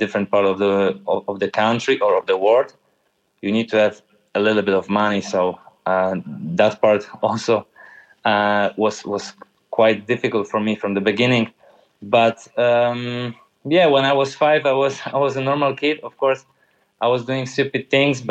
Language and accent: English; Tychy, Silesian Voivodeship, Poland; English is a second language; moved away; I grew up in my city, in my hometown, we call it neighborhoods by letters of alphabet